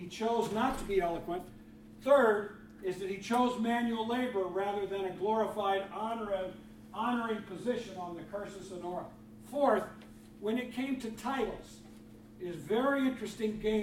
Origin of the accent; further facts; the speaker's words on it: Freeport, Illinois, United States; I grew up in Freeport, Illinois.